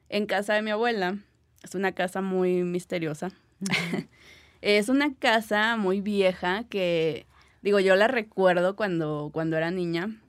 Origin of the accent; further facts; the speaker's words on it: Gómez Palacio, Durango, Mexico; no sé si es también por donde yo, de donde yo vengo, que es una ciudad de Durango, se llama Gómez Palacio, entonces... Eh, allá es una ciudad evidentemente muy pequeña y que tiene mucha historia por la revolución.